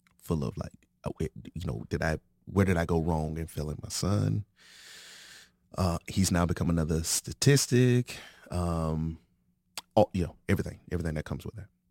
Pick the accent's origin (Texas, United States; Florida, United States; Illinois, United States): Florida, United States; moved away as an adult; also born or lived in Santa Maria, California; now in Arizona, United States; I'm from Florida.